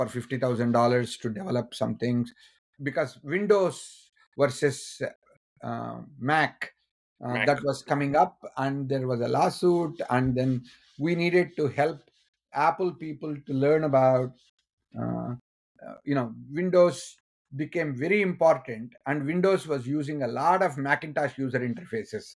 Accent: India; moved away as an adult; being an Indian

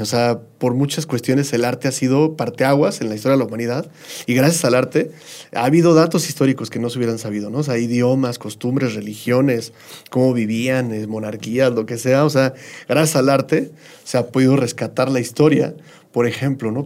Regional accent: State of Mexico, Mexico; Yo soy del, Estado de México

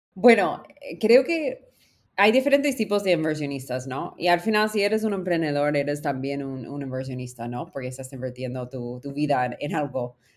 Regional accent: United States; Spanish is a second language; moved away as an adult; also born or lived in California / Peru; soy gringa en América Latina

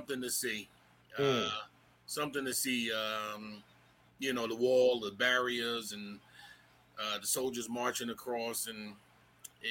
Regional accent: Newark, New Jersey, United States; also born or lived in Kansas / Germany; I grew up in Newark, New Jersey.

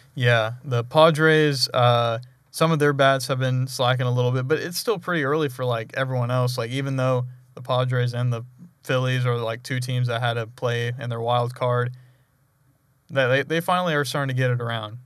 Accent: Arkansas, United States; I'm from Arkansas

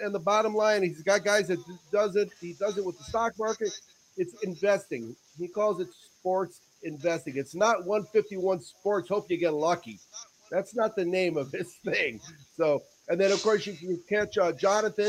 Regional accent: Northeast, United States; I'm from the Northeast

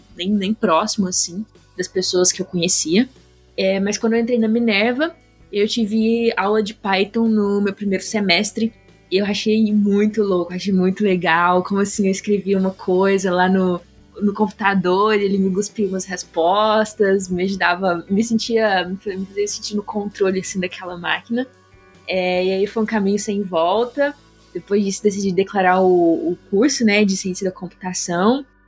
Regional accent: interior of Minas Gerais, Brazil; moved away as an adult; also born or lived in San Francisco; eu sou do interior de Minas Gerais, uma cidade super pequena

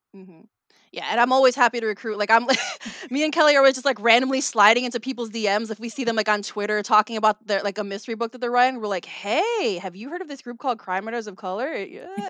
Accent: Chicago, Illinois, United States; Filipino American, born and raised in Chicago

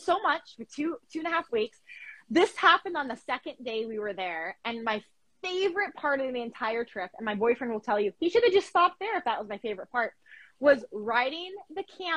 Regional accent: New Mexico, United States; moved away; also born or lived in Florida; I'm not exactly from Florida, I'm from New Mexico.

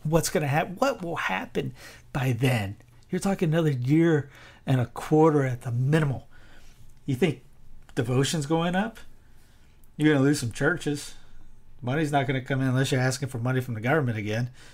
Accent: South Carolina, United States; now in North Carolina, United States; I'm in North Carolina. My home ta-, my home state of South Carolina

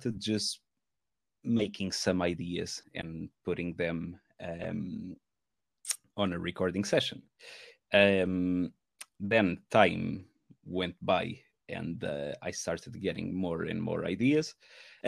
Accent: Portugal; moved away as an adult; now in Manchester, United Kingdom; I am originally from Portugal, and I used to in Portugal I used to play in a few metal bands

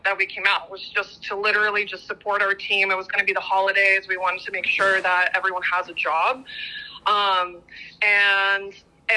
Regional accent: Latvia; also born or lived in Los Angeles, United States; now in Austin, United States; I was born in Latvia, which, yes, it's very tiny.

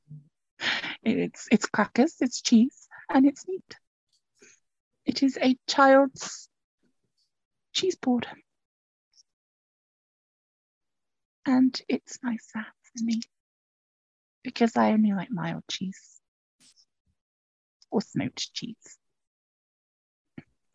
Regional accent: England, United Kingdom; I'm English

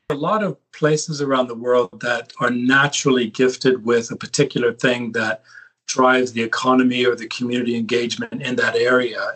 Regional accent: California, United States; I grew up in California on the West Coast

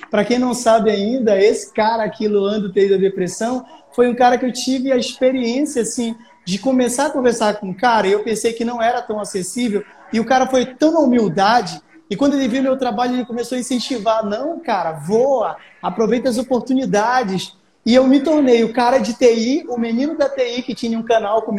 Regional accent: Pará, Brazil; now in Amapá, Brazil; eu sou aqui do Amapá. Eu sou um paraense que vive no Amapá há tanto tempo que me considero macapaense.

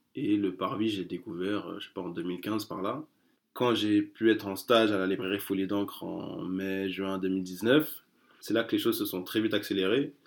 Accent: France; je suis né en France, euh, mes parents ne sont, sont, pas nés en France, moi je suis né en France

